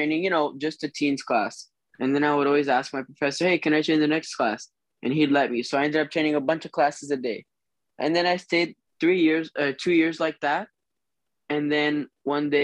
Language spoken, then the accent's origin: English; St. Cloud, Florida, United States; also born or lived in Boise, Idaho; I'm from Boise, Idaho originally, and then I moved to Florida when I was younger, where I've been born and raised in St. Cloud, Florida, Orlando